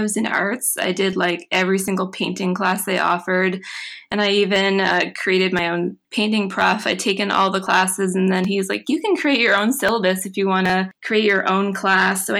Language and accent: English; Mahone Bay, Nova Scotia, Canada; Well, I grew up in Mahone Bay, Nova Scotia, which is a tiny little town on the south shore of Nova Scotia